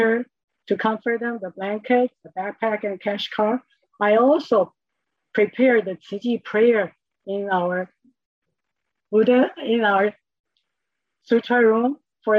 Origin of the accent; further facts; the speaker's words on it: Taiwan; I grew up in Taiwan with a family of six